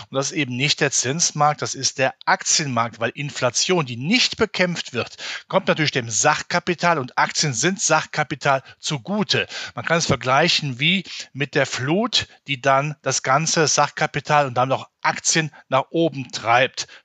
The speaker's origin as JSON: {"language": "German", "region": "North Rhine-Westphalia", "country": "Germany", "said": "ich komme ja aus dem Rheinland in der Nähe von Köln"}